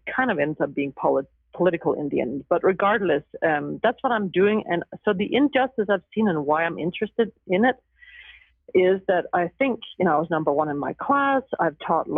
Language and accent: English; Denmark; moved away as an adult; also born or lived in Huntington Beach; now in Los Angeles, United States; I was born and raised in Denmark, and I was there into my young adult years.